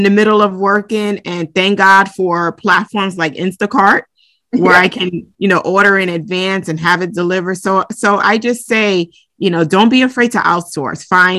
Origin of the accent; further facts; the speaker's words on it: Brooklyn, New York, United States; also born or lived in Lagos, Nigeria / Bronx; So I was born in the Bronx, and then we moved to Lagos, Nigeria when I was about 3 years old. So I grew up there up until I was around 11. And then we relocated and moved to Brooklyn, New York